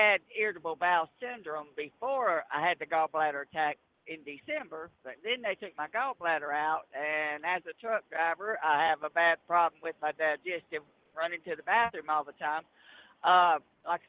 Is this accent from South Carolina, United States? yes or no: no; North Carolina, United States; now in Virginia, United States; I'm in Virginia. I'm from North Carolina.